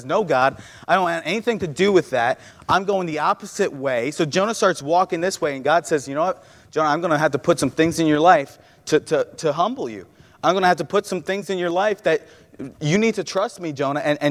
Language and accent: English; New York, United States; moved away as an adult; now in Ohio, United States; I grew up in New York. I've known New York my whole life